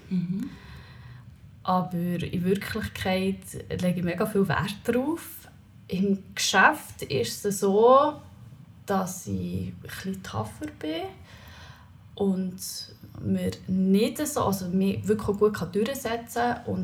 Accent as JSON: {"language": "German", "town": "Leipzig", "region": "Saxony", "country": "Germany", "tie": "born or raised there", "said": "Ich bin in Leipzig aufgewachsen"}